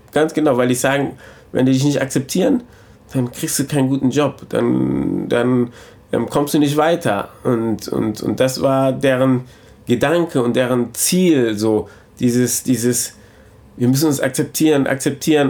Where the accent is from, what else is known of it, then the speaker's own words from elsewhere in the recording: Germany; ich bin mein ganzes Leben in Deutschland.